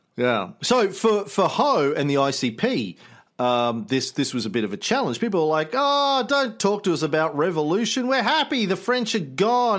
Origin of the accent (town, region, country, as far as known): Australia